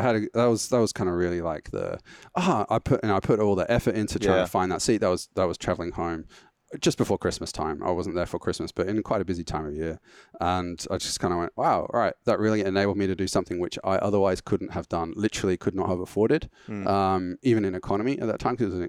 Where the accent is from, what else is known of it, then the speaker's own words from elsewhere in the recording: England, United Kingdom; accent: English; I seem to have lost a decent chunk of my English accent in that period as well.